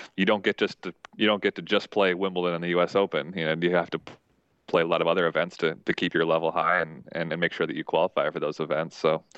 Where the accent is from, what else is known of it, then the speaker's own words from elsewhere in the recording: Minnesota, United States; I never actually even had the goal of being a pro tennis player. I came from Minnesota. I played Division III tennis.